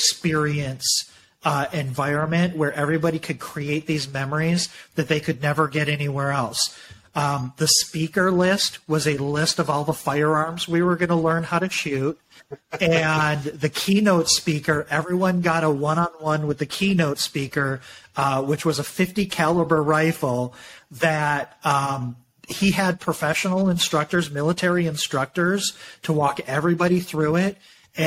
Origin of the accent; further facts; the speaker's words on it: Michigan, United States; I grew up in Michigan like you did